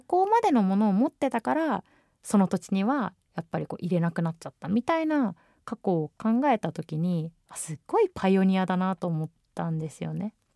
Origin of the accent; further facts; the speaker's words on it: Japan; 日本で生まれ育って日本のパスポートが強いと思ってる自分